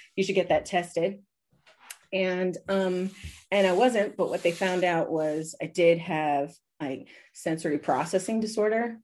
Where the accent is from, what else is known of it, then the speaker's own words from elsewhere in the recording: Washington, District of Columbia, United States; now in Austria; I was born in Washington, D.C., but I was almost, I was almost born in Brazil two weeks earlier